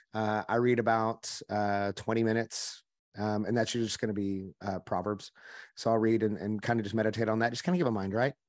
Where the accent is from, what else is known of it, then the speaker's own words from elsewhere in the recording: Oklahoma, United States; I'm from Oklahoma, which you can probably hear my voice a little bit. I grew up in the country.